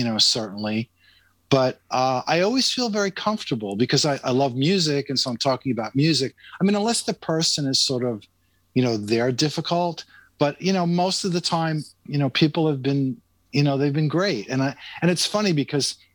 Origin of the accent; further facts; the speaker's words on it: New York, United States; I grew up in New York, so we had WABC AM